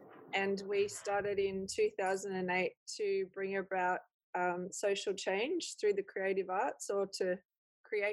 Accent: Echuca, Victoria, Australia; now in Doveton, Australia; I lived in country Victoria, and mostly around Echuca

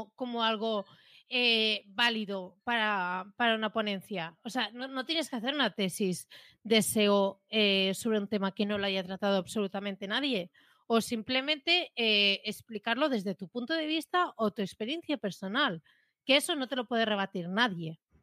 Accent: Catalonia, Spain; más siendo catalanas

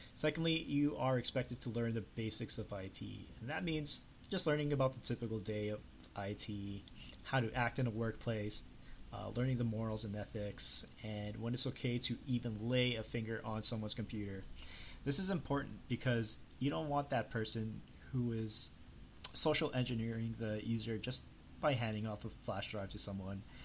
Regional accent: Canada; I'm from Canada

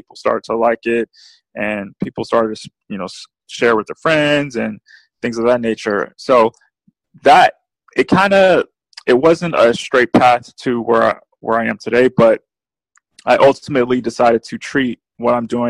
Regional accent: New Orleans, Louisiana, United States; also born or lived in San Diego; I lived in San Diego a part of my childhood, but mostly I grew up in New Orleans, Louisiana.

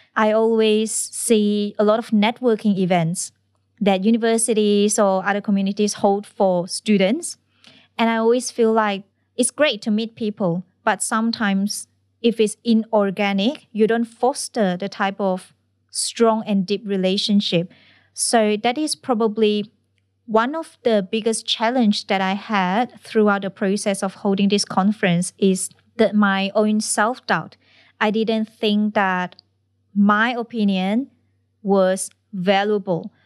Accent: Malaysia; moved away as an adult; now in Australia; I come from Malaysia

